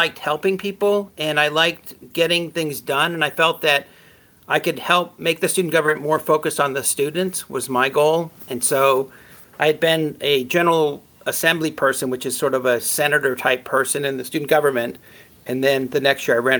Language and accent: English; Los Angeles, California, United States; also born or lived in New York; now in San Rafael, United States; I was born in New York, but at the age of one, moved to the San Fernando Valley down in Los Angeles, and that's where I grew up.